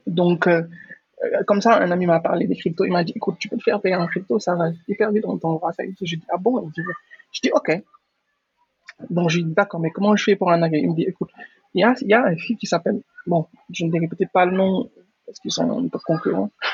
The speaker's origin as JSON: {"language": "French", "country": "Senegal", "tie": "born or raised there", "said": "Je suis entrepreneur sénégalais, je vis au Sénégal, j'ai grandi au Sénégal"}